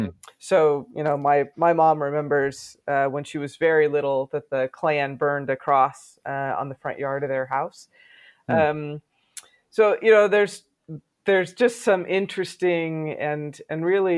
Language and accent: English; Sacramento, California, United States; also born or lived in Portland, Oregon; I was born in Portland, Oregon, and grew up in Sacramento, California.